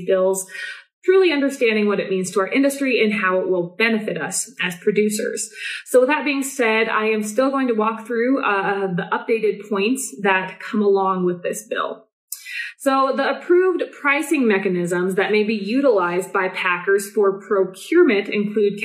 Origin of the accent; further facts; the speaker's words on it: Nebraska, United States; my home state, Nebraska